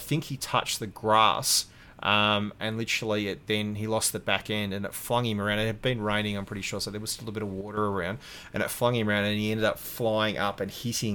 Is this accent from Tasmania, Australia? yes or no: yes; Hobart, Tasmania, Australia; moved away as an adult; also born or lived in Melbourne; Growing up in Tassie